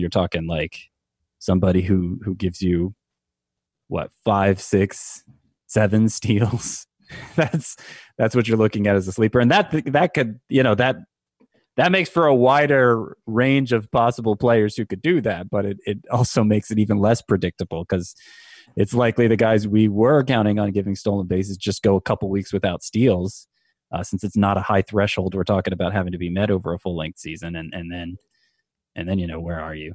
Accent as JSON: {"language": "English", "region": "Georgia", "country": "United States", "tie": "born or raised there", "moved": "yes", "lives_now": "South Florida, United States", "said": "I grew up in Georgia"}